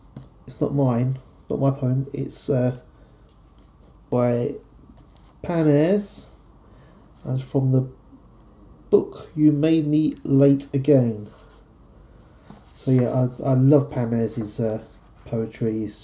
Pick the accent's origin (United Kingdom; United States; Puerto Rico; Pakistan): United Kingdom; London; accent: London; I'm going to read it in my London accent.